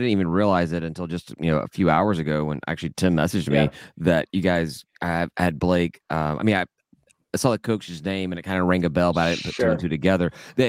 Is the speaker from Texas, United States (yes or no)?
no; Memphis, Tennessee, United States; I'm from Memphis. I'm from like 2 hours away from Jonesboro